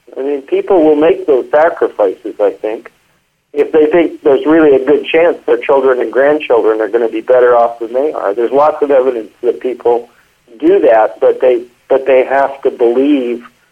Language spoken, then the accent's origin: English; Canada; I grew up a lot in Canada